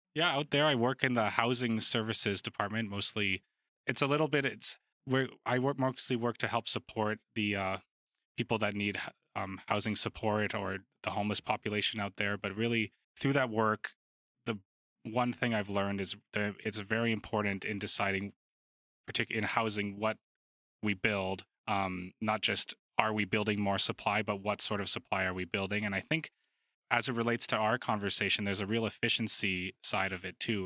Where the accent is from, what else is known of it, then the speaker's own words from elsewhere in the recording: Calgary, Alberta, Canada; growing up in Alberta